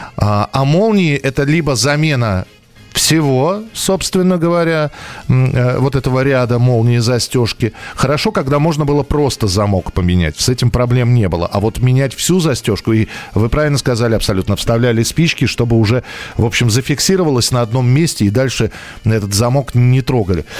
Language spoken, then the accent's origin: Russian; Moscow, Russia; я родился и вырос в Москве